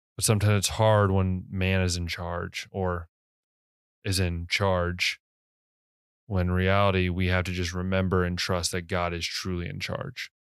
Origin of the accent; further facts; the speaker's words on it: United States; as an American